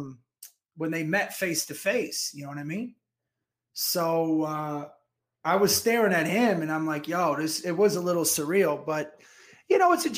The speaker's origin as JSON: {"language": "English", "region": "New Jersey", "country": "United States", "accent": "New Jersey", "said": "I was in Jersey all week that my accent came out natural"}